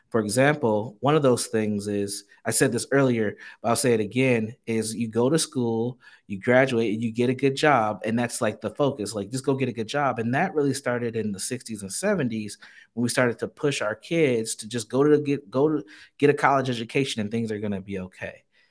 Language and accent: English; Saint Paul, Minnesota, United States; born and raised in Saint Paul, Minnesota.